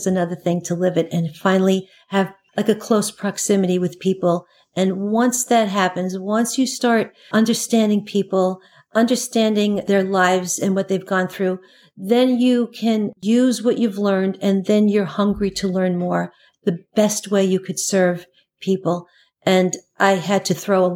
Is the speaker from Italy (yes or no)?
no; New York City, New York, United States; I grew up in Queens, Flushing, Queens